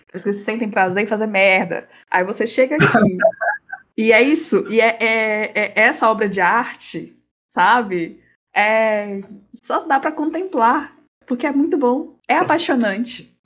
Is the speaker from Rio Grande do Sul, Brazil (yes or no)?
no; Tocantins, Brazil; eu sou do Tocantins, tá? Interior Tocantins.